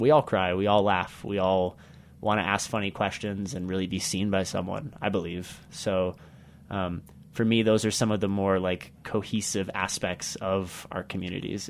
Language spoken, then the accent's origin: English; United States; also born or lived in Uganda; now in Carbondale, United States; my home country of America